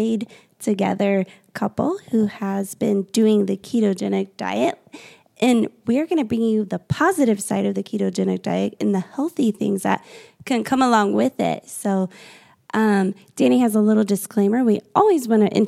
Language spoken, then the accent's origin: English; Indiana, United States; now in North Carolina, United States; I'm from Indiana